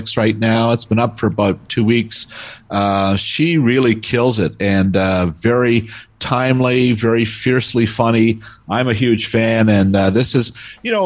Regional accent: Toronto, Ontario, Canada; moved away; I grew up in Toronto and would take the subway as an 8-year-old anywhere

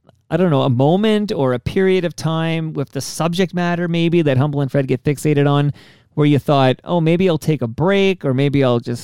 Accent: Canada; also born or lived in Toronto, Ontario, Canada; I'm this Canadian living in Toronto, Ontario, Canada. I don't get a vote

